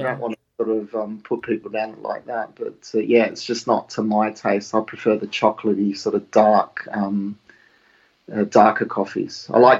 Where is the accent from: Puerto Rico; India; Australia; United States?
Australia; moved away; You can probably tell by the accent, I was born in Australia and grew up in Australia.